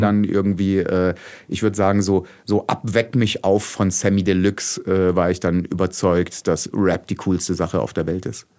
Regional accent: Oberderdingen, Baden-Württemberg, Germany; also born or lived in Bretten; now in Heilbronn, Germany; aufgewachsen bin ich aber in Oberderdingen

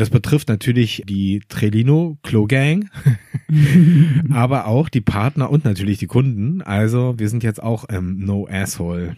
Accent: Berlin, Germany; ich bin aus Berlin

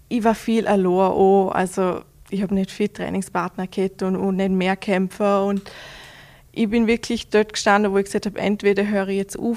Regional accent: Vorarlberg, Austria; für jeden mehr Mehrkämpfer vor allem ist das ein kleiner Kindheitstraum, aber vor, all, vor allem als Vorarlberger ist das, ja, mhm. unglaublich.

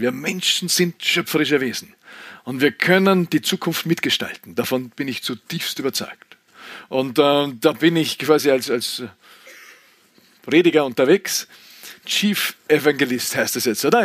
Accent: Klostertal, Vorarlberg, Austria; Ich bin aufgewachsen im Klostertal, wir haben zwei Fernsehsender gehabt, FS1, FS2 im Unterland, vor Vorarlberger Unterland

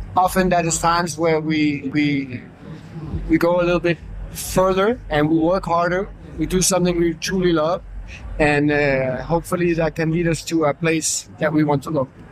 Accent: Denmark; I'm from Denmark

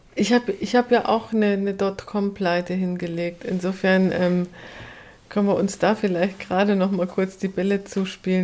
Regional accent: rural Upper Bavaria, Germany; Ich komme ja aus dem Ober, vom oberbayerischen Land

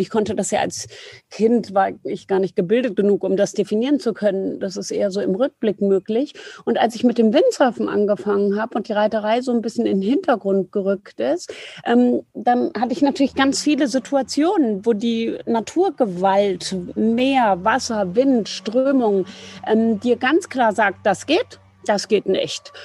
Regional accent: near Frankfurt am Main, Hesse, Germany; ich bin bei Tomburg bei Frankfurt am Main aufgewachsen

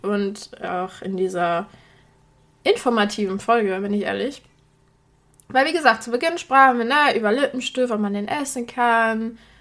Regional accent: Poland; moved away; ich stamme aus Polen

